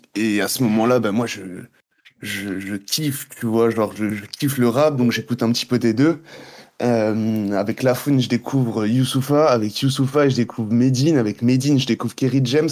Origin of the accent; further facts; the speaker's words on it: Guadeloupe; moved away as an adult; also born or lived in Montreal; je suis né là-bas. J'ai vécu toute ma vie là-bas